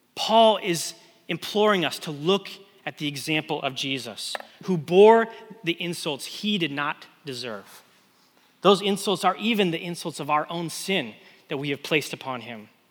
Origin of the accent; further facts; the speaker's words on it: West Coast, United States; moved away; I grew up on the West Coast.